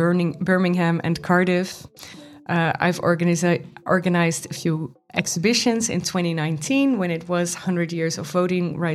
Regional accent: Goes, Zeeland, Netherlands; now in Amsterdam, Netherlands; I was born in Goes, which is in the Netherlands, in the south of the Netherlands. And my mother raised me alone

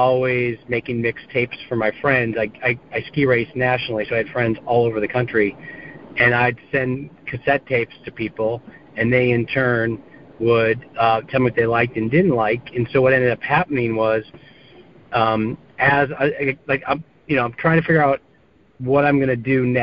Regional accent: East Lansing, Michigan, United States; I grew up in East Lansing, Michigan, and I actually went to Michigan State

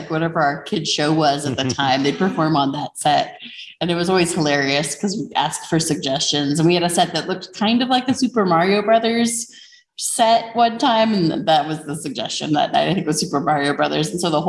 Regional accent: Albuquerque, New Mexico, United States; And then I was born and raised here in Albuquerque. I went to college in Portales at Eastern New Mexico University, and then I came right back home and got to work.

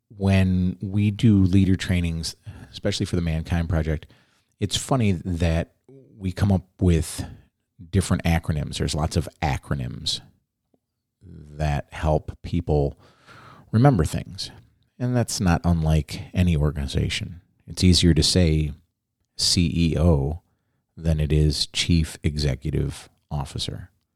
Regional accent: Chicago, Illinois, United States; now in Southern Oregon, United States; I grew up in Chicago.

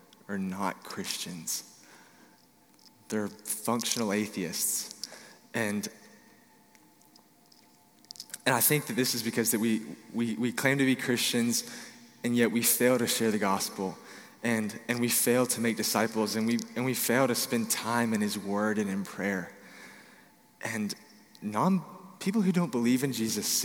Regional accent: Dallas, Texas, United States; I'm from Dallas, Texas

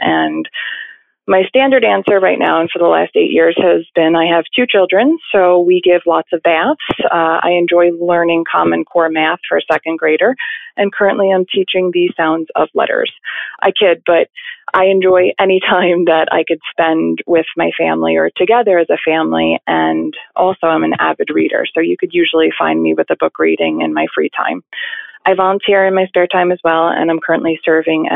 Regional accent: Bethpage, New York, United States; So I grew up in Long Island, New York, specifically Bethpage, which is about 30 minutes away from Manhattan

